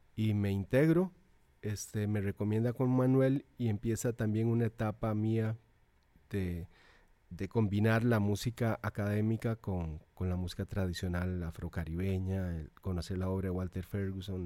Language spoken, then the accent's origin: Spanish; Naranjo, Alajuela, Costa Rica; also born or lived in Zarcero; en realidad soy de Naranjo, Llano Bonito, que es el pueblo donde nací, pertenece al cantón de Naranjo, pero queda más cerca de Zarcero, de Naranjo. Queda 20 kilómetros de Naranjo y 5 de Zarcero. Por lo tanto, fui al colegio de Zarcero.